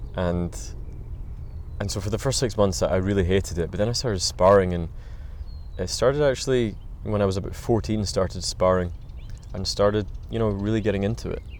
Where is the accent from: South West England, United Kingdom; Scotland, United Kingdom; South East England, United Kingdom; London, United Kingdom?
Scotland, United Kingdom; Glasgow; I grew up in Glasgow, Scotland